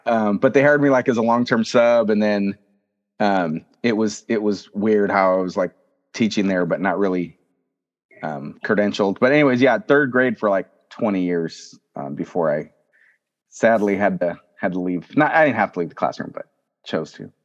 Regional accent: Fresno, California, United States; also born or lived in Selma, California; I'm born and raised in Fresno, California.

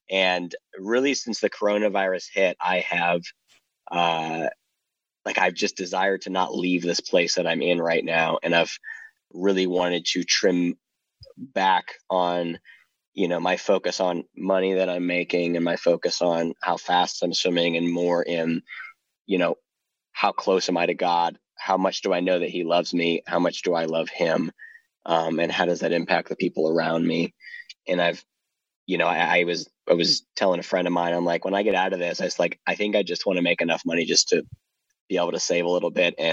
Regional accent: Ohio, United States; also born or lived in South Carolina / Florida / Virginia / Arizona; now in Gallatin, United States; I lived mostly in Ohio throughout my childhood. I was born and raised in South. I was born in South Carolina.

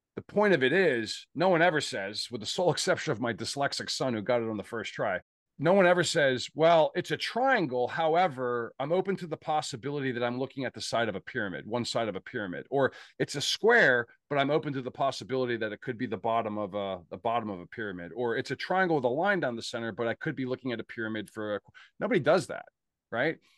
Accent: Pittsburgh, Pennsylvania, United States; I'm from Pittsburgh, and I'm a Pittsburgh Steeler, uh, f, I'm part of that tribe.

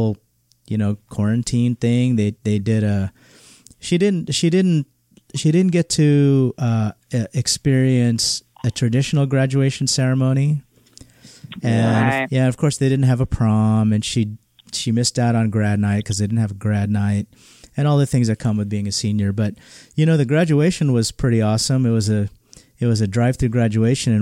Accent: Southern California, United States; also born or lived in Manila, Philippines; came here when I was 3 years old

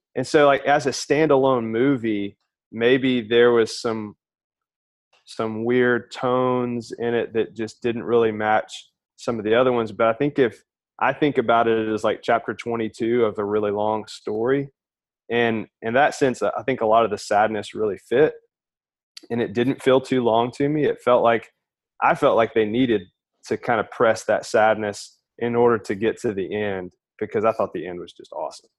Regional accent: Alabama, United States; moved away as an adult; now in Houston, United States; I'm from Alabama originally. Was born and raised there

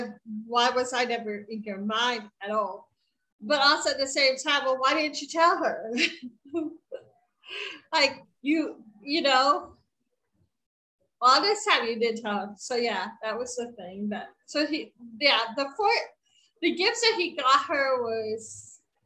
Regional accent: Baltimore, Maryland, United States; I grew up in Baltimore, and the area of Baltimore that I grew up in had a lot of Orthodox Jews

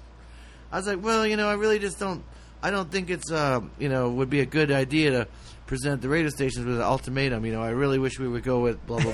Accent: Midwest, United States; I grew up in the Midwest too

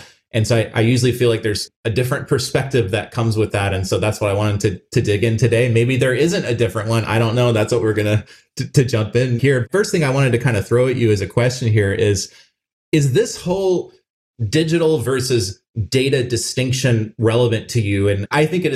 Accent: Phoenix, Arizona, United States; Albertsons was a family grocery store for me growing up in Phoenix, Arizona.

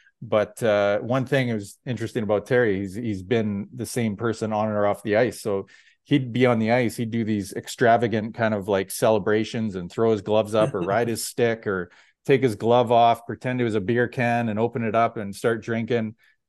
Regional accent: Red Deer, Alberta, Canada; now in Victoria, Canada; Growing up in Red Deer, I was definitely an Oilers fan

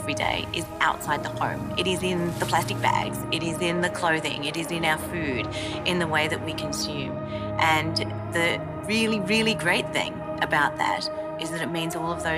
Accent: Australia; When I grew up in Australia, I grew up through 10 years of drought

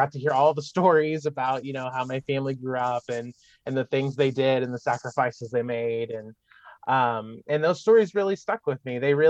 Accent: Malden, Missouri, United States; moved away as an adult; I grew up in rural Missouri, of course, down in Malden, Missouri. I'm from the Boot Heel.

